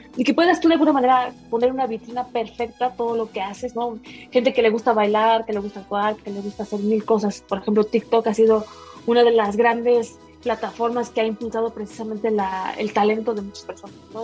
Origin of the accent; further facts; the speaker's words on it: Mexico City, Mexico; Soy de aquí, de la Ciudad de México.